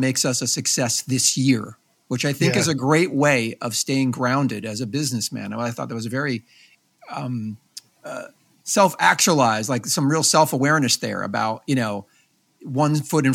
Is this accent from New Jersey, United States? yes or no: yes; New Jersey, United States; I was from New Jersey